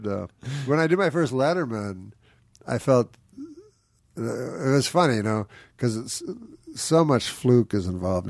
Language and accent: English; Quebec City, Quebec, Canada; So I was from Canada, the least international country.